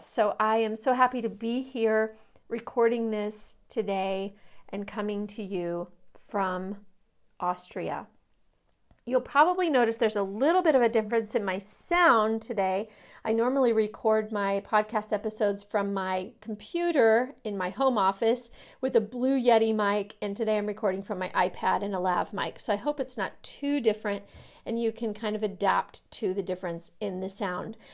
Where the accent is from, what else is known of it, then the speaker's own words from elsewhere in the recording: Kansas City, Missouri, United States; now in Austin, United States; I'm from Kansas City, Missouri, and I long for things back in Kansas City